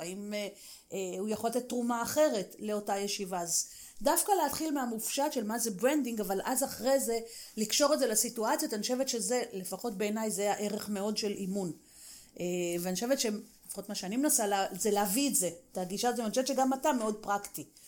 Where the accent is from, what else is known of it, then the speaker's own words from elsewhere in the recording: Israel; לנו כישראלים